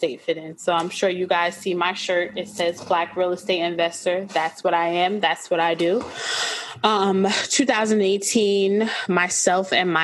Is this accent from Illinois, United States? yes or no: no; Orange, New Jersey, United States; I grew up in Orange, New Jersey